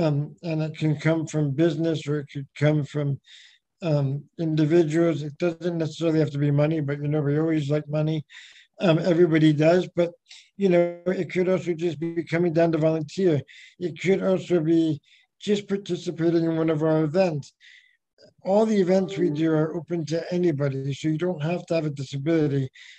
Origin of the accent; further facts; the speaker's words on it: California, United States; also born or lived in Beijing, China / Auckland, New Zealand / Spain; Well, you know, I came from California, but I've lived all over the world. I was in Beijing before that, in Auckland in Spain, and then back to China and California